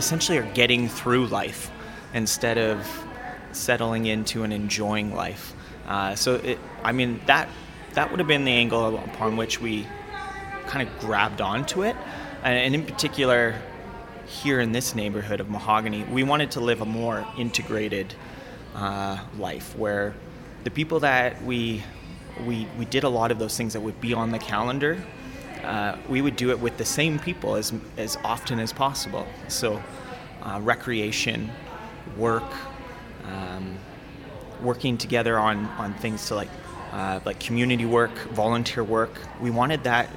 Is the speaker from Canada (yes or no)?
yes; Calgary, Alberta, Canada; I grew up in North Calgary